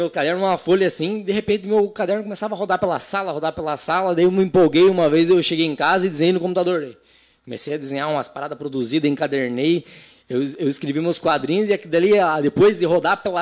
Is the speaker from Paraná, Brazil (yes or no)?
yes; Paraná, Brazil; born there; num território chamado Cantu Quiriguaçu, onde eu nasci, hein né? Meus parentes ali, tudo.